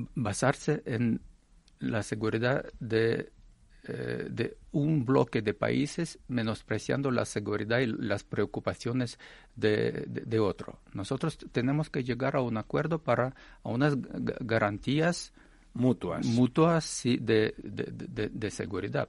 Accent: Russia

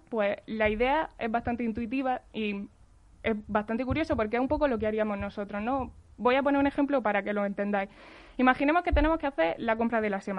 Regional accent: Jaén, Andalusia, Spain; accent: del sur; moved away; Yo soy de Jaén.

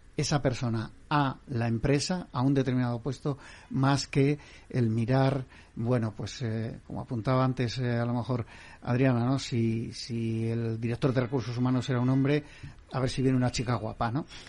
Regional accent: Basque Country, Spain; mi tierra, Valenciaga

